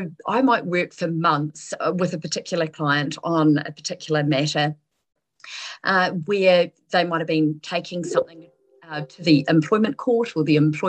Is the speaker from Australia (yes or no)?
no; Southland, New Zealand; accent: rolling R; I am originally from Southland. You're not likely to hear the rolling R unless I'm quite tired or have had a drink, and neither apply tonight.